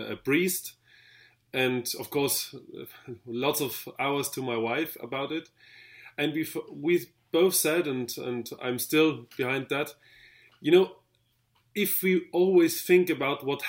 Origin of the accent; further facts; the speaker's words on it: Vienna, Austria; I'm from Vienna in Austria.